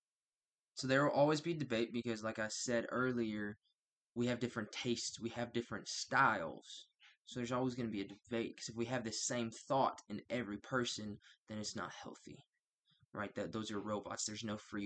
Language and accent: English; United States; I'm from the United States